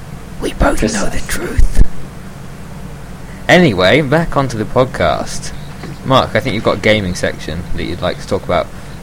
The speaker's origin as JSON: {"language": "English", "country": "United Kingdom", "said": "we're British and we like tea."}